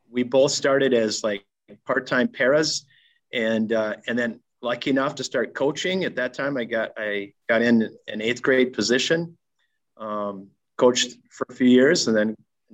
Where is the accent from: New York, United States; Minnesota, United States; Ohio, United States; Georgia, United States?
Minnesota, United States; Starbuck; When I was a little kid growing up in Starbuck